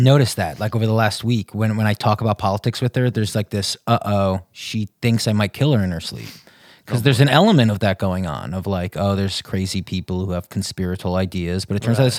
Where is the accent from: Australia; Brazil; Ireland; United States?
Ireland; I'm Irish. It's like odd.